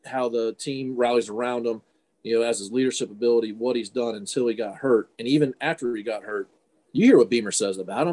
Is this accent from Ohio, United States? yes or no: yes; Ohio, United States; moved away as an adult; I came from Ohio. I was Mr. Football Ohio as a running back